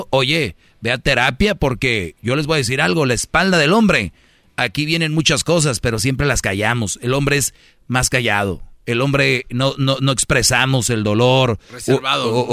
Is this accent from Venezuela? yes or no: no; Mexico; Es que le engañó un mexicano. Yo soy de México.